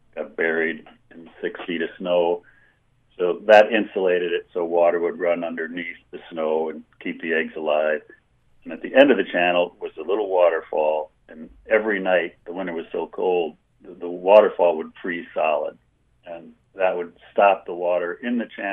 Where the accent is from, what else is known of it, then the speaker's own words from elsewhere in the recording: Milwaukee, Wisconsin, United States; moved away as an adult; also born or lived in Montana; I grew up in Milwaukee, Wisconsin